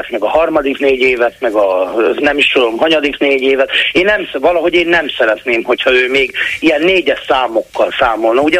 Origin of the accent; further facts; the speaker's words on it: Hungary; Nézze, én vidéki vagyok, nagyon sokat járok Budapestre